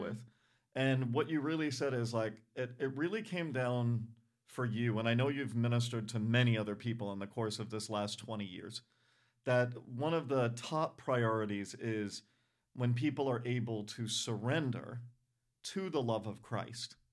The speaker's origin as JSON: {"language": "English", "town": "Providence", "region": "Rhode Island", "country": "United States", "tie": "born or raised there", "said": "I grew up in Providence, Rhode Island."}